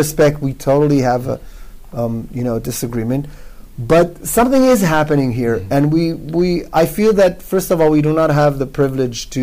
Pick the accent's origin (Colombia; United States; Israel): Israel; English is a second language; although I'm born and bred Israeli, that's not my mother tongue, English